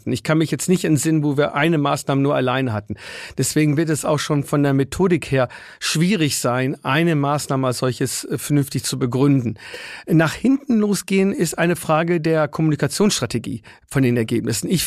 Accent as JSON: {"language": "German", "town": "Würzburg", "region": "Bavaria", "country": "Germany", "tie": "born or raised there", "said": "bei mir in meiner Heimat Würzburg, in den den Pflege- und Altenheimen"}